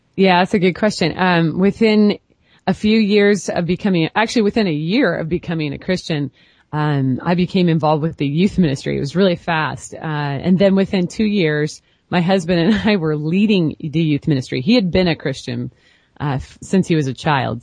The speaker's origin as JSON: {"language": "English", "town": "Portland", "region": "Oregon", "country": "United States", "said": "I'm from the Portland, Oregon area"}